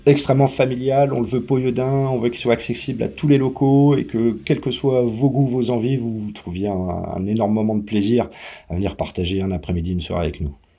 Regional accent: Paris, Île-de-France, France; moved away as an adult; also born or lived in Puisaye; now in Mézilles, France; je suis originaire de Paris

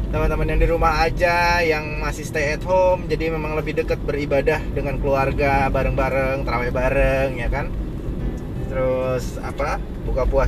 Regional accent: Tegal, Central Java, Indonesia; Yang aku juga orang Tegal kan.

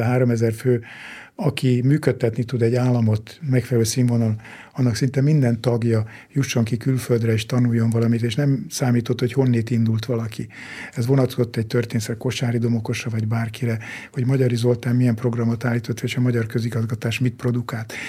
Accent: Hungary; Én egy vidéki kis faluba születtem, ott nőttem föl

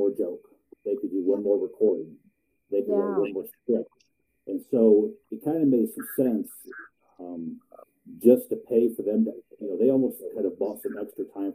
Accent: Ohio, United States; also born or lived in Columbus, Ohio; I was born in Columbus, Ohio. Except for 20 years, I lived in Ohio my entire life

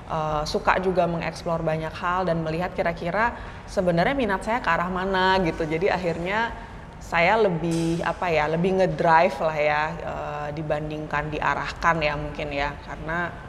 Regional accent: Bali, Indonesia; moved away as an adult; now in Jakarta, Indonesia; Kalau masa kecil sebenarnya saya lahir dan tumbuh di Bali. Okay. Jadi baru kayak merantau ke Jakarta karena kuliah ya, kuliah S1 di Depok gitu.

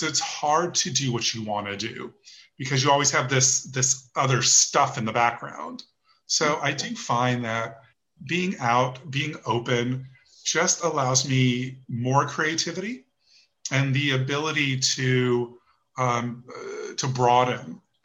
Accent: Los Angeles, California, United States; now in New York City, United States; I grew up in Los Angeles

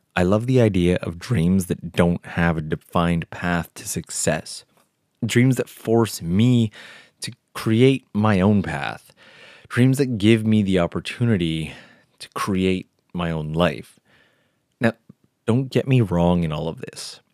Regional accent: Canada; now in Japan; it was in Canada, of all places, my home country

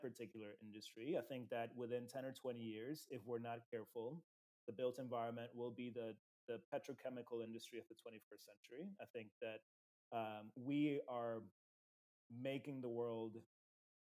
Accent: Uruguay; I grew up in Latin America. I grew up in Uruguay specifically.

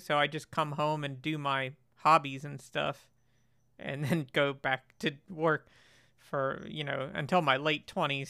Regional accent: Florida, United States; moved away as an adult; now in Germany; so I grew up in Florida, um, and they're all back in Florida

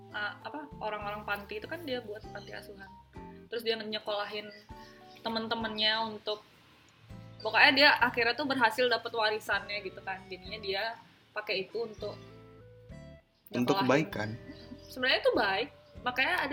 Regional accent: Sumbawa, West Nusa Tenggara, Indonesia; kan kita juga dari Sumbawa

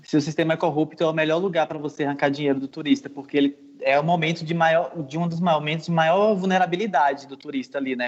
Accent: Brazil; eu sou brasileiro

